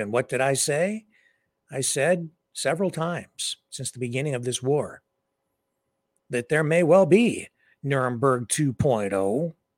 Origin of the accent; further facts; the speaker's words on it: Canada; here in my hometown